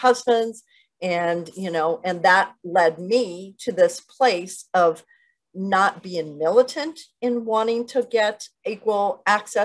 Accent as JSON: {"language": "English", "region": "northern Mexico", "country": "Mexico", "tie": "born or raised there", "said": "grew up in a cattle ranching family in northern Mexico"}